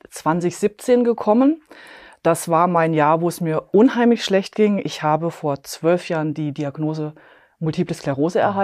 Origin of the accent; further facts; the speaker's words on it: Bavaria, Germany; ich komme aus äh, Klonn, das ist bei München.